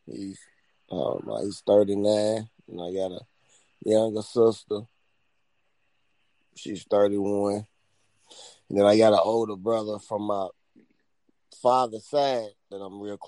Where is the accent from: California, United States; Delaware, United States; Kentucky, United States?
Kentucky, United States; Louisville; from Louisville, you know, Louisville, Kentucky